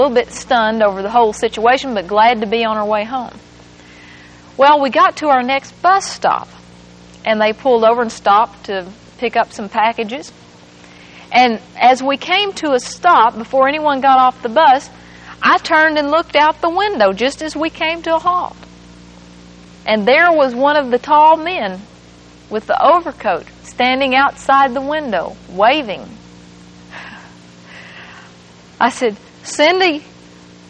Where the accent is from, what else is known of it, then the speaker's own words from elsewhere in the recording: England, Arkansas, United States; moved away; That's where my hometown is.